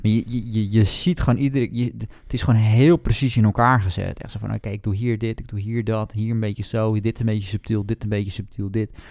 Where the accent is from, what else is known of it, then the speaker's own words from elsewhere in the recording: Netherlands; als Nederlander